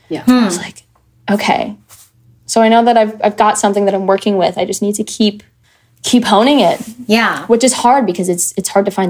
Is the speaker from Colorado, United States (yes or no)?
no; Michigan, United States; I grew up in Michigan, yeah.